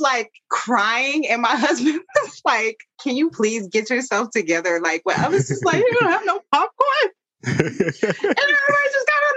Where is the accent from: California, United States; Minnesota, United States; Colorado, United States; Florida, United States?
Colorado, United States; Denver; growing up in Denver